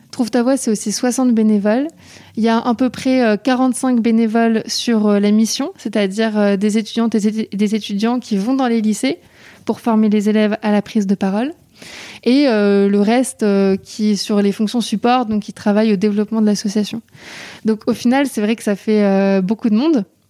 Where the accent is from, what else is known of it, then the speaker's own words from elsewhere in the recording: Paris, Île-de-France, France; je suis originaire de Paris